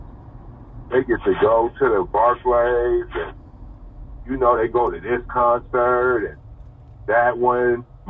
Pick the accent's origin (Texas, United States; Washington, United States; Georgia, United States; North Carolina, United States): Washington, United States; Seattle; I'm from Seattle. So this is coming from the perspective of a dude from Seattle